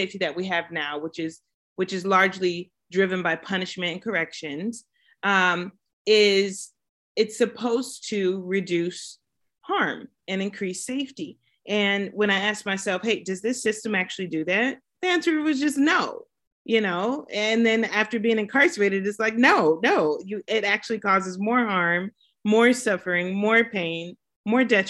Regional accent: Pomona, California, United States; I'm from Pomona, California, and been out in Southern California my entire life. Finished high school here, went to college here

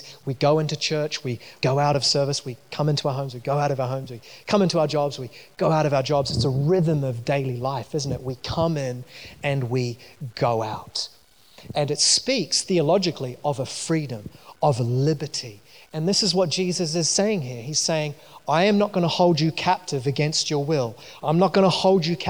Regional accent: New Zealand; moved away; I grew up in New Zealand, if you didn't notice from my accent.

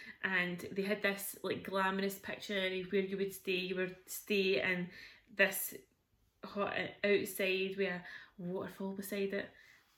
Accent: Scotland, United Kingdom; We're Scottish.

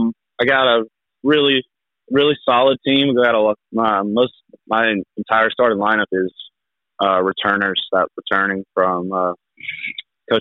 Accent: Onslow County, North Carolina, United States; also born or lived in Lenoir County, North Carolina; I grew up in Onslow County, which is a huge soccer county.

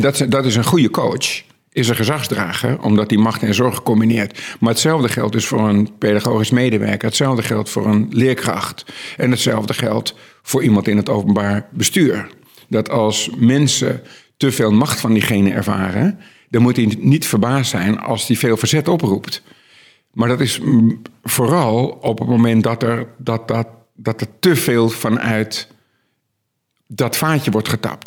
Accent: Netherlands

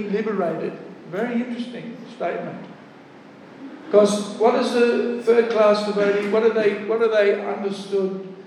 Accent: Australia; also born or lived in Melbourne / South Australia; From Australia

